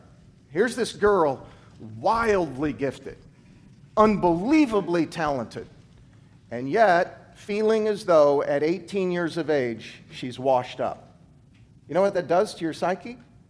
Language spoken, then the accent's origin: English; Kansas, United States; also born or lived in Tuscaloosa, Alabama; now in Nebraska, United States; I came from Alabama. Now, I grew up in Kansas, but I've worked the past 10 years in Alabama. And the town I was in was Tuscaloosa, where the University of Alabama is.